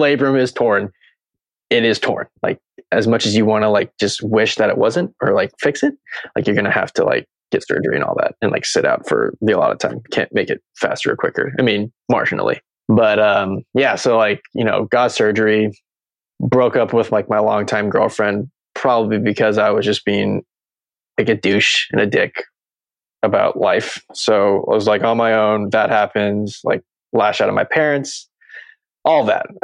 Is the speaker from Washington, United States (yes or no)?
yes; Seattle, Washington, United States; moved away as an adult; also born or lived in New Mexico / California; back in Seattle in my hometown.